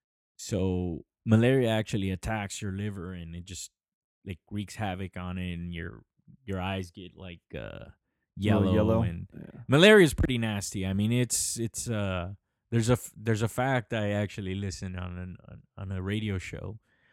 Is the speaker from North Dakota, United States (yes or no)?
no; Los Angeles, California, United States; I grew up in East LA. It's all brown people.